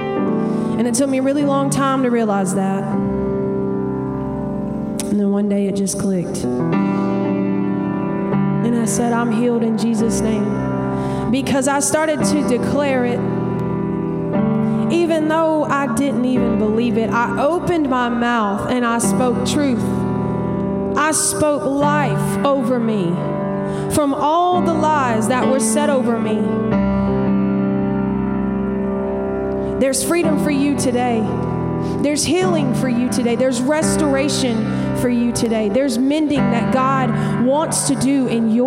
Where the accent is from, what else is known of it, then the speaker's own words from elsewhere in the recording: Montgomery, Alabama, United States; now in Nashville, United States; I'm originally from Montgomery, Alabama